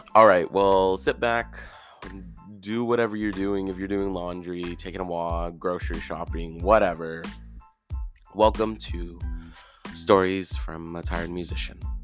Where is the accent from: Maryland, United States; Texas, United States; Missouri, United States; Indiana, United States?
Texas, United States; Houston; moved away as an adult; now in Denton, United States; I was in my hometown of Houston